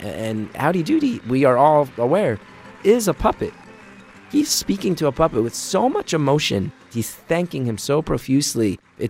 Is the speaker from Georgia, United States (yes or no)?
no; New Jersey, United States; a thing that I really embraced growing up in New Jersey.